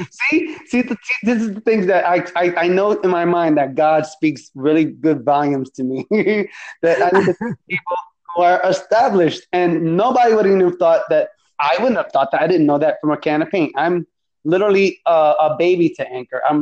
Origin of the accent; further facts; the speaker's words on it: New York, United States; I'm from New York. He's from Jersey, so we're not that far off.